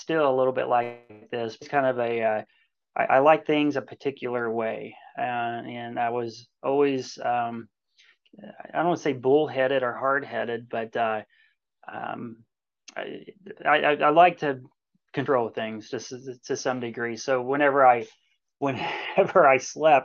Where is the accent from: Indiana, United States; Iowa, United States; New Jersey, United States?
Indiana, United States; Washington; I was born and raised in Washington, Indiana, which is in southwestern Indiana. Grew up here.